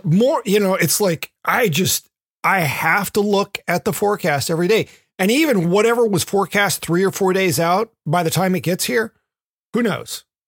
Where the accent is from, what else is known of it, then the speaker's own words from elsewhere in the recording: Memphis, Tennessee, United States; moved away; I grew up in Memphis